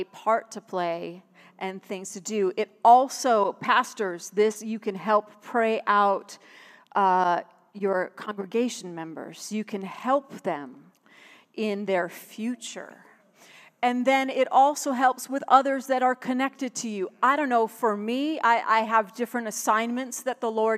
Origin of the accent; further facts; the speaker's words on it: Buffalo, New York, United States; moved away; also born or lived in Tulsa, Oklahoma; I was from Buffalo